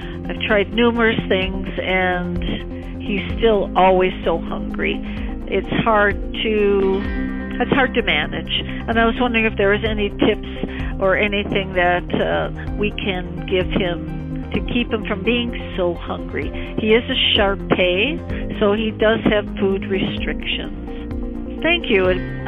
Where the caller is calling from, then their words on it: Calgary, Alberta, Canada; I'm calling from Calgary, Alberta, Canada